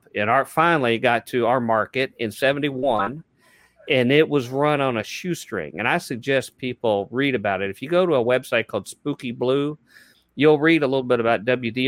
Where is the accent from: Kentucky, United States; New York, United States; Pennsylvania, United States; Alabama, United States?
Kentucky, United States; Louisville; in Louisville, Kentucky, where I was raised